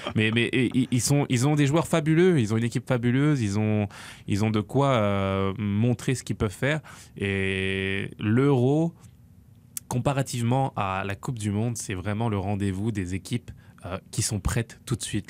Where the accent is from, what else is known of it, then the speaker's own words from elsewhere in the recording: France; je suis français avant tout